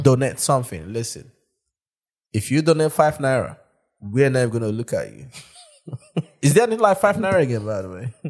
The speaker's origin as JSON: {"language": "English", "region": "London", "country": "United Kingdom", "said": "I'm from South London."}